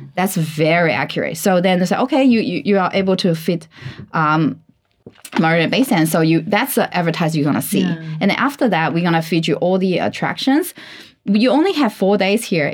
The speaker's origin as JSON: {"language": "English", "country": "China", "tie": "born or raised there", "second_language": "English", "said": "I learned English when I was like what 14, 13 mm. years old in China"}